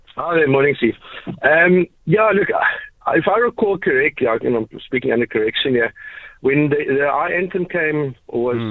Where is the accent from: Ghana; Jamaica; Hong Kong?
Ghana; now in Cape Town, South Africa; I'm originally from Ghana